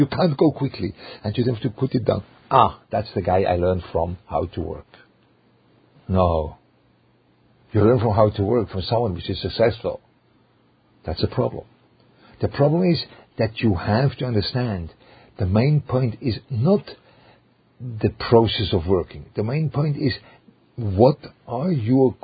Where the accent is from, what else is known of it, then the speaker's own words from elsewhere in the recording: Switzerland; English is a second language; moved away; with a German flavor, which I come from Switzerland